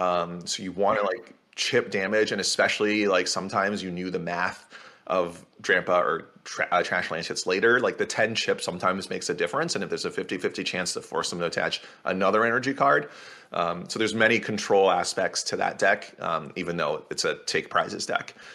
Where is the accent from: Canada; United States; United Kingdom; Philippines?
Canada; I'm also Canadian, and that's a Canadian thing